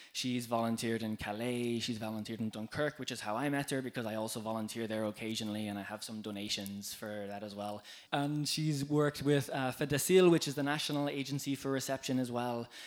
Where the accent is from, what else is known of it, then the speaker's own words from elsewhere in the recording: Ireland; now in Ghent, Belgium; I'm from Ireland, like Kat as well, and um, living in Ghent